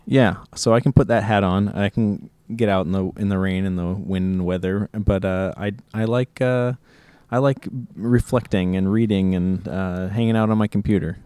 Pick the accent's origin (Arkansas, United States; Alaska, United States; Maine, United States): Alaska, United States; Juneau; Uh, I grew up in Juneau. I was, uh, born here in Juneau